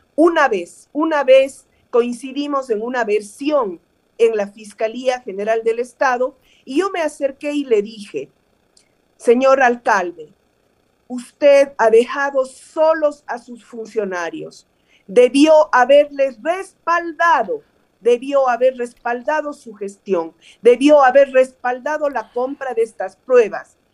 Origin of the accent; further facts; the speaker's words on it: Cuenca, Azuay, Ecuador; Yo vengo de Cuenca